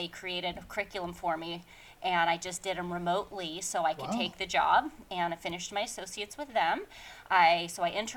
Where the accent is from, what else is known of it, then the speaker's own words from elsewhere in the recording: Salem, Oregon, United States; also born or lived in Northern California / East Coast / Portugal / Vancouver, Washington; I was born in Salem